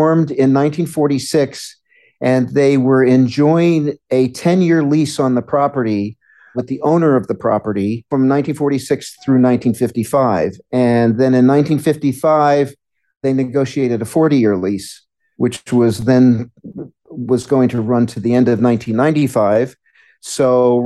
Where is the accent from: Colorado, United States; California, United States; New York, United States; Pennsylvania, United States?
New York, United States; New York City; I was born and raised in New York City, Midtown Manhattan.